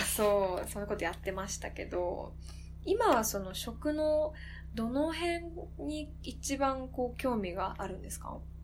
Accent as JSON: {"language": "Japanese", "town": "Koganei", "region": "Tokyo", "country": "Japan", "tie": "born or raised there", "said": "私実家小金井なんだけど"}